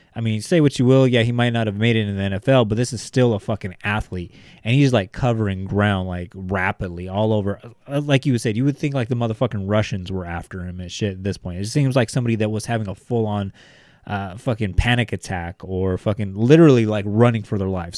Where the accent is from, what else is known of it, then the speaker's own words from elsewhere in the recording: Bakersfield, California, United States; we're from Bakersfield. We've had several, uh, N F L quarterbacks, you know, come out of our backyard